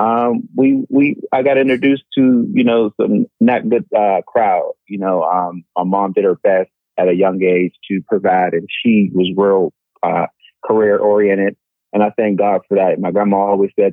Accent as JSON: {"language": "English", "town": "Pittsburgh", "region": "Pennsylvania", "country": "United States", "tie": "born or raised there", "said": "I'm originally from Pittsburgh, Pennsylvania. I was raised by a single mom"}